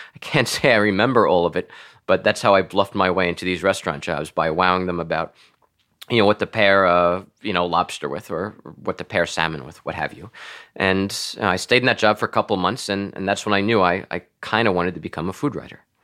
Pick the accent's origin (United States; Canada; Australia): United States; Floral Park, New York; also born or lived in Washington, D.C. / Manhattan / Long Beach; Floral Park, where I grew up, is a, you know, Roman Catholic stronghold